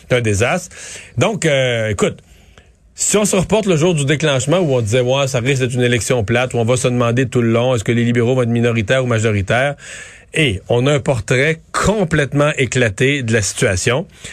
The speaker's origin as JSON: {"language": "French", "region": "Quebec", "country": "Canada", "said": "chez nous, au Québec"}